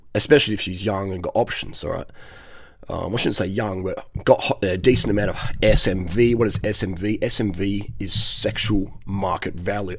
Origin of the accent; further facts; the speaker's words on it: Adelaide, South Australia, Australia; I'm 45 from Adelaide, Australia.